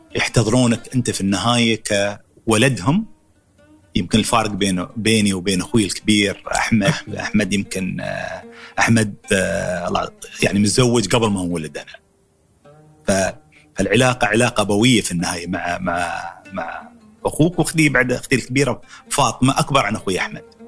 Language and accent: Arabic; Dubai, United Arab Emirates; ولدت 1963 في دبي